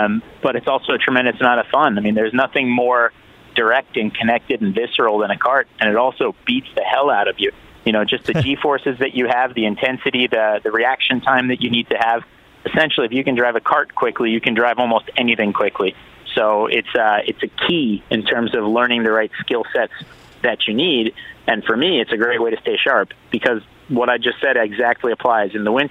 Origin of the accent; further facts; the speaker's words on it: Miami, Florida, United States; also born or lived in Philadelphia; my hometown at the moment in Miami